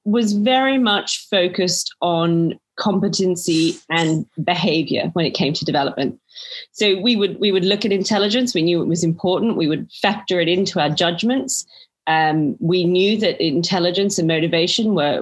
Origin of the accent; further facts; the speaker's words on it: Australia; accent: Australian; moved away as an adult; now in United Kingdom; born to Greek parents, but born and raised in Australia, and have been in the UK, I think, for coming up 12 or 13 years now